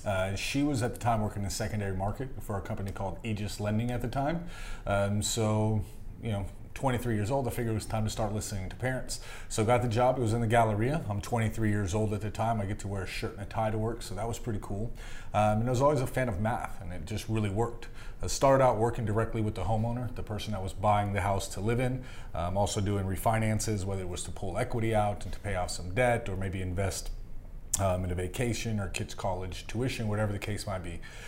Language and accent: English; Greece; So, it's growing up in Greece, we still own a hotel there. It's an 18-room villa.